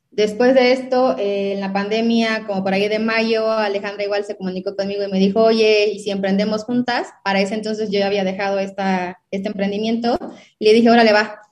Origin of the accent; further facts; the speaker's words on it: southern Mexico, Mexico; yo soy em, obviamente mexicana, soy del sur de México